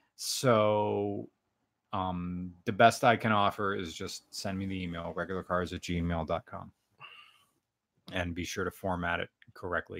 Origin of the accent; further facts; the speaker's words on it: United States; accent: American; sorry for my American accent